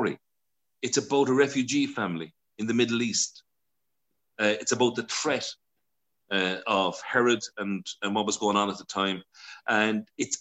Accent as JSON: {"language": "English", "country": "Ireland", "said": "being Irish"}